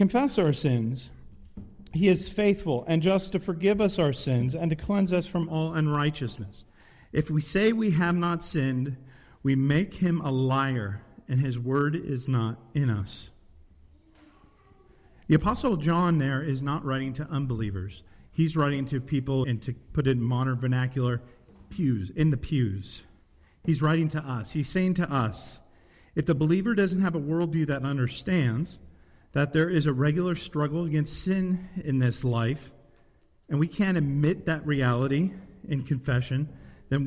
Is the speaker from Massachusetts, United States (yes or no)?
no; San Diego, California, United States; also born or lived in Henderson, Nevada; now in Waxhaw, United States; I'm from San Diego, but I moved here from Vegas.